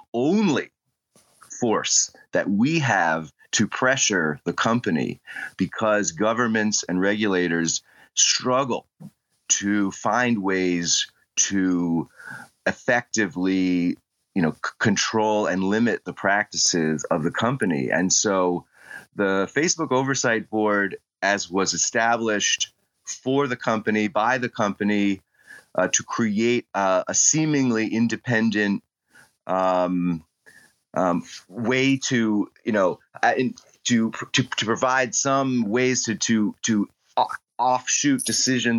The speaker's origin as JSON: {"language": "English", "country": "United States", "said": "I'm perhaps well known for being the American who challenged Cambridge Analytica in UK law"}